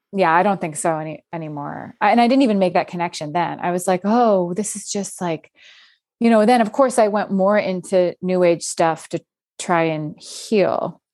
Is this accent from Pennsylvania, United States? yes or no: yes; outside Philadelphia, Pennsylvania, United States; moved away as an adult; also born or lived in New York City; I grew up outside Phil-, Philadelphia where I actually live right